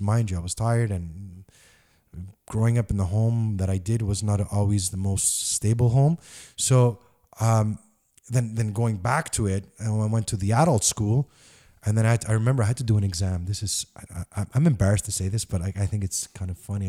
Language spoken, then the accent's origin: English; Montreal, Quebec, Canada; I grew up in Park X on Wiseman and Liège and Crémazy